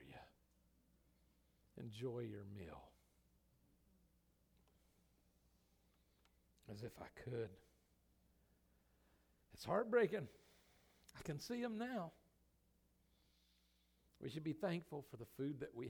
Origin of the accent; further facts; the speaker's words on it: United States; I'm American